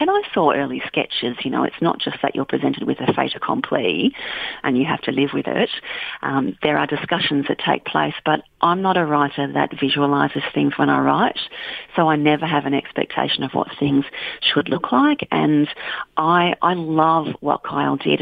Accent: Bendigo, Victoria, Australia; now in Western Australia, Australia; I grew up in on Bendigo in central Victoria

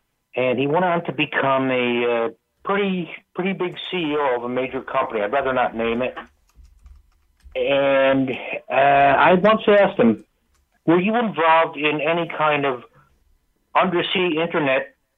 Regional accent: Connecticut, United States; I know you know a lot about Groton, of course. I'm from Connecticut.

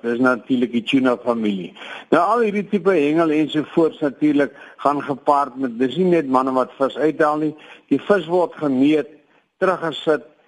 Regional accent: Mossel Bay, Western Cape, South Africa; dis my geboorteplek.

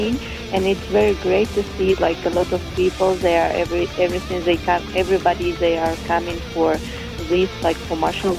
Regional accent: Kyrgyzstan; English is a second language; moved away as an adult; also born or lived in Thailand / Netherlands; now in Lima, Peru; I was born in Kyrgyzstan.

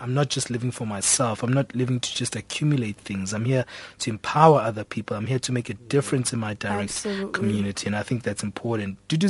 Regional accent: South Africa; sometimes South Africans, we've got the thing that I'm South African

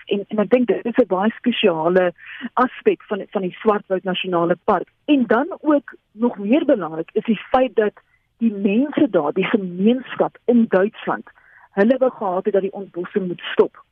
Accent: South Africa; as twee Suid-Afrikaners ons is gewoond aan hierdie oranje warm Afrika son

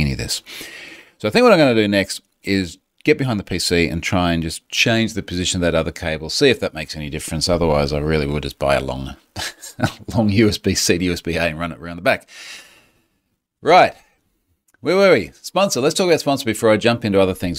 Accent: Australia; accent: Aussie

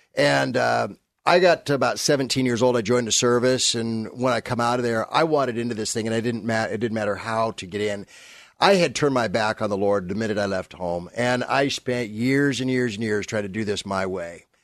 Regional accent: San Fernando Valley, California, United States; also born or lived in Burbank; I came from, uh, Burbank. Well, actually, I came from the San Fernando Valley area

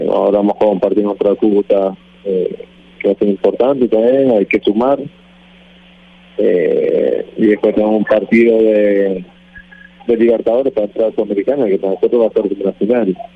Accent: Colombia; No nací en Uruguay pero de los cuatro años estoy viviendo en Colombia, hice todas las inferiores en Colombia, eh, me siento colombiano porque muy pequeña tengo la cultura acá

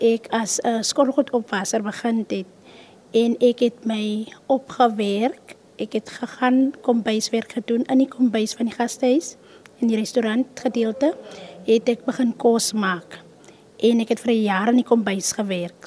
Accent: Kakamas, Northern Cape, South Africa; Ek is oorspronklik van Kakamas

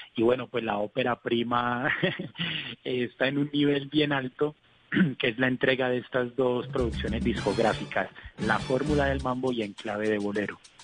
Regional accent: Colombia; como colombiano

